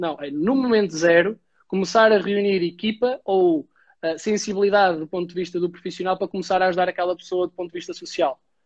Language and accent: Portuguese; Caldas da Rainha, Centro, Portugal; moved away as an adult; now in Lisbon, Portugal; venho das Caldas da Rainha, estou a morar em Lisboa já há 11